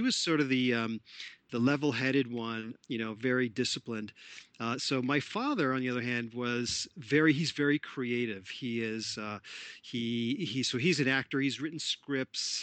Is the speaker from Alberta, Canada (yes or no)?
no; Toronto, Ontario, Canada; I'm Canadian born in Toronto, Ontario, Canada